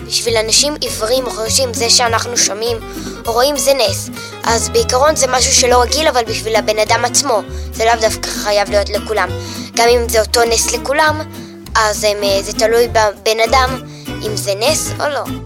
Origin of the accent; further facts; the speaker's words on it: Jerusalem, Jerusalem District, Israel; אמא ואבא נולדו באריתריאה ואני נולדתי כאן